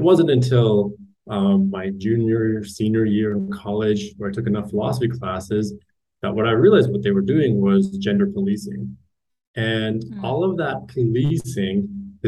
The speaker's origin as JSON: {"language": "English", "region": "Utah", "country": "United States", "tie": "born or raised there", "said": "I was born and raised in Utah"}